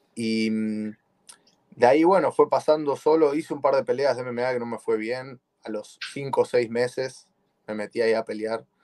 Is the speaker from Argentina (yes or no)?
yes; Buenos Aires, Argentina; moved away as an adult; now in United States; soy de Buenos Aires, Argentina